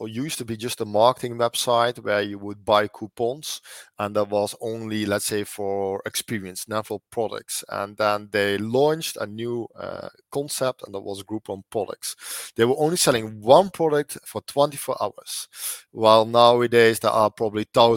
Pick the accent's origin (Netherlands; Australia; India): Netherlands; also born or lived in Italy; now in Lucca, Italy; I'm from the Netherlands. I lived actually in 5 countries. And now for the last 3 years, I've lived in Italy